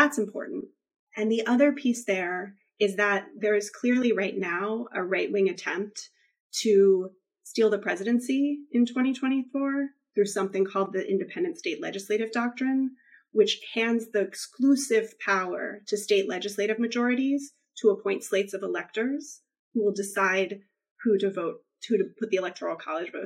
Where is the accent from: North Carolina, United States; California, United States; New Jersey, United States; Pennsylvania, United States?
North Carolina, United States; my home state of North Carolina